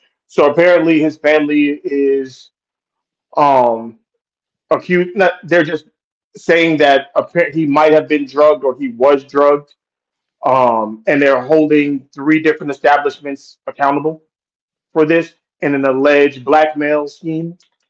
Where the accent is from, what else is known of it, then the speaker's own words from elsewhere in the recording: New York, United States; now in Las Vegas, United States; And I'm from New York and I live in Vegas currently.